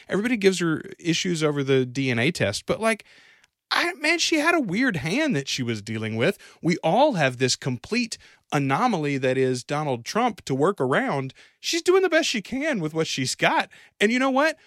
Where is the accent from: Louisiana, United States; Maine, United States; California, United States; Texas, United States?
Louisiana, United States; we're from Louisiana